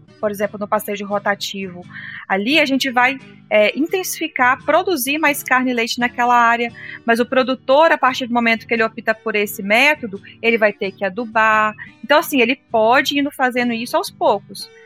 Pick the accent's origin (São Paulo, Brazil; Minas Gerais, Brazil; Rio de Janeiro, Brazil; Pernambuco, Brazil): Minas Gerais, Brazil; lá na minha região em Minas, as áreas de morro